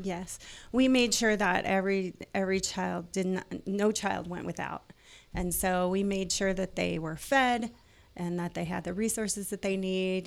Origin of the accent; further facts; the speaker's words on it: Hinton, Iowa, United States; moved away; I'm originally from Sioux City, Hinton, Iowa